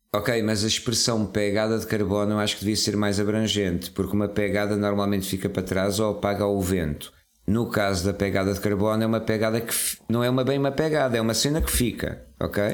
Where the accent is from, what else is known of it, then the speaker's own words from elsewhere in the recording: Serra da Estrela, Centro, Portugal; nasci na, na Serra da Estrela